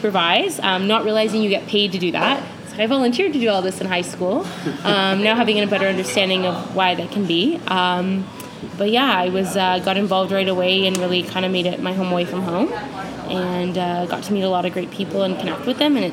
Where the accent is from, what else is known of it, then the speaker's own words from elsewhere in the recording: Toronto, Ontario, Canada; born and raised in Northwest End of Toronto, Rexdale specifically